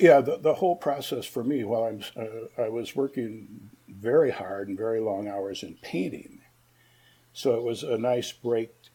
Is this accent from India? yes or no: no; Ann Arbor, Michigan, United States; I grew up um, pretty much on central campus at the University of Michigan